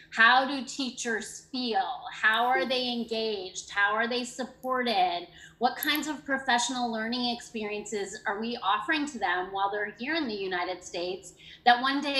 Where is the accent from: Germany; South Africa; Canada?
Canada; now in United States; I came from Canada oh. in 1999 and taught with the program and I had three different experiences here in North Carolina with the program.